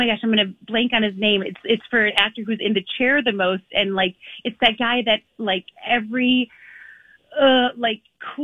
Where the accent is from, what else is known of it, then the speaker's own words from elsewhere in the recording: Midwest, United States; We're all from the Midwest